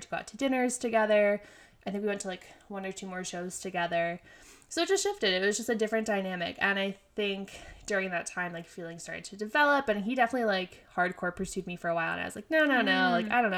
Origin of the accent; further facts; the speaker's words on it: York, Pennsylvania, United States; moved away as an adult; now in New York, United States; that's my hometown hospital